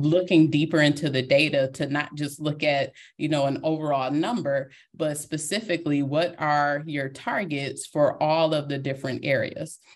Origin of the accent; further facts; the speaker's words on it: Detroit, Michigan, United States; I am a girl from Detroit, Michigan, and that will always be part of me